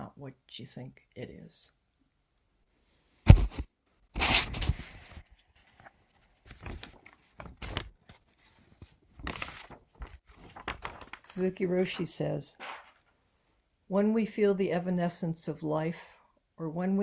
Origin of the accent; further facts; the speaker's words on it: Ohio, United States; moved away as an adult; now in San Francisco, United States; I was growing up in Ohio